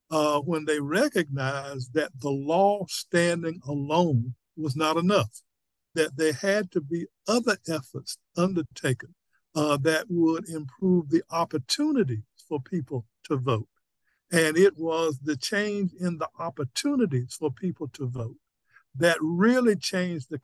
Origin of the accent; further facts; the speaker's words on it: North Carolina, United States; also born or lived in Brooklyn, New York; So I was born in Brooklyn, but I was raised in North Carolina.